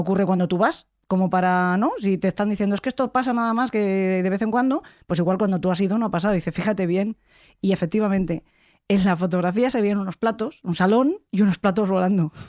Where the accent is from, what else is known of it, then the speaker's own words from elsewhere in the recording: San Vicente del Raspeig, Valencian Community, Spain; Yo soy de Alicante, … también. De hecho, somos los dos de San Vicente del Raspey